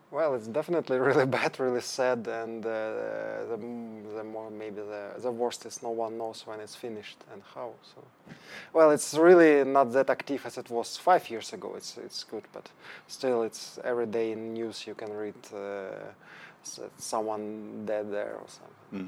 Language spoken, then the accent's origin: English; Ukraine; English is a second language; moved away as an adult; also born or lived in Denmark; now in Stockholm, Sweden; I'm from Ukraine.